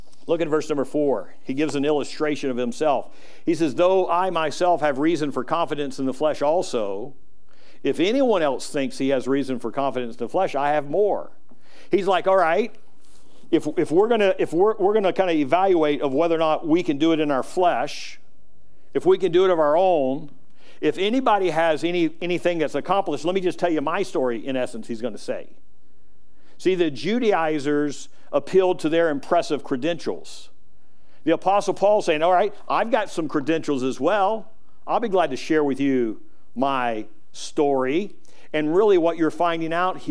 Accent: United States; I'm American. I'm thankful that I was born in America

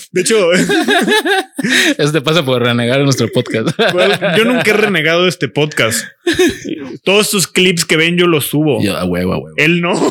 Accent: Yucatán, Mexico; Porque soy yucateco.

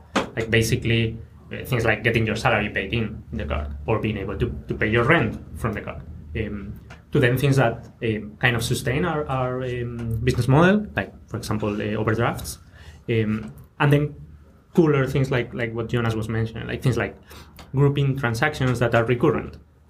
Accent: Spain; English is a second language; As in, I'm thinking, like, I'm from Spain, okay, and in Spain there's certain professions or even a public sector that has, like, different values than here, let's say.

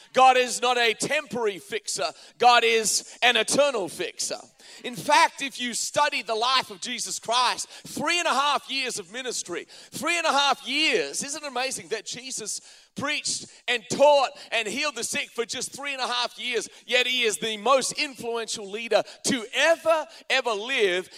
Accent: Australia; now in United States; as an Australian coming to America

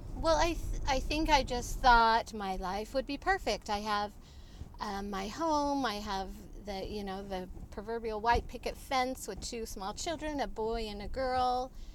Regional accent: Utah, United States; I'm from Utah.

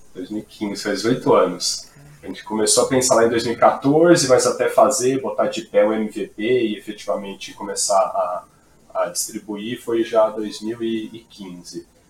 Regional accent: Brazil; accent: caipira; esse sotaque britânico lindo deu para notar que eu sou caipira do interior.

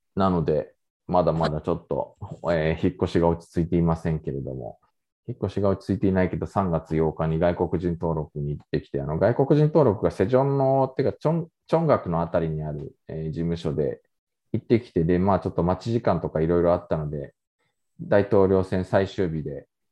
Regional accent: Japan; now in South Korea; 日本生まれ今は2回目の韓国在住日本人

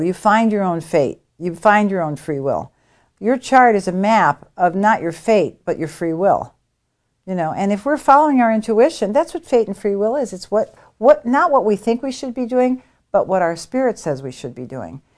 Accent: United States; I'm an American

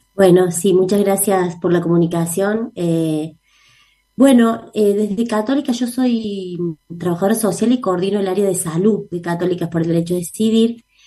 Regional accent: Córdoba, Argentina; nosotras somos cordobesas, así que somos locales acá

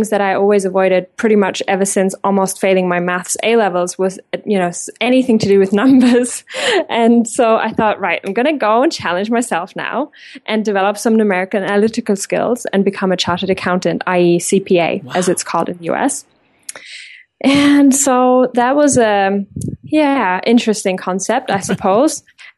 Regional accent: Germany; English is a second language; moved away as an adult; now in England, United Kingdom; because I have left my home country, Germany, when I was about 21, 11 years ago.

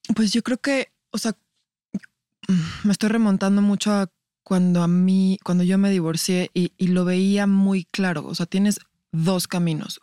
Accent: Mexico; como sociedad mexicana

